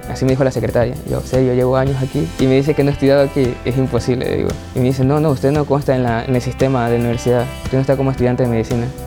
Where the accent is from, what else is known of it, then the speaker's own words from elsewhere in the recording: Ecuador; Soy de Ecuador